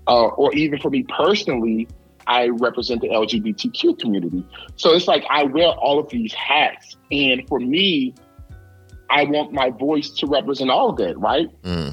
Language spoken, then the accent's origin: English; New Orleans, Louisiana, United States; I am from New Orleans, but I am from the projects of New Orleans. I was born in the St. Bernard Project. I was raised in the Magnolia Project. I grew up in the Ninth Ward.